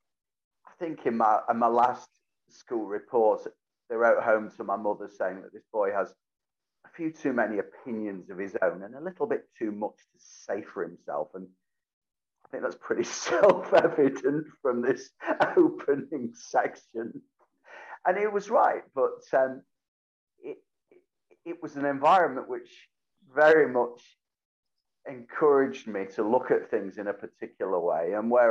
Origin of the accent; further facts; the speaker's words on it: Whitefield, North West England, United Kingdom; Oh, yeah, Whitefield, to be absolutely specific, which due to various boundary changes became part of Greater Manchester, then was part of Bury Met. It was leafy. It was suburban.